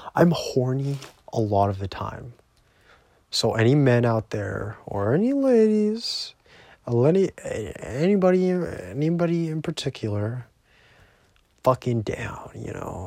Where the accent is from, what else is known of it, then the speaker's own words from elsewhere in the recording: Canada; I'm Canadian.